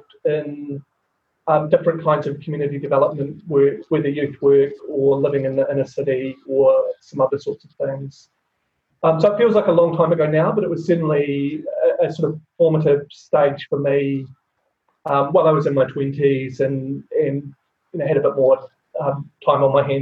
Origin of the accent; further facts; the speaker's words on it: lower North Island, New Zealand; moved away as an adult; also born or lived in South Island, New Zealand / Dannevirke, Hawke's Bay / Wellington; now in Sydney, Australia; So I'm Pākehā from Aotearoa, New Zealand. I was born in the South Island, but mostly grew up in the lower part of the North Island, living in small farming communities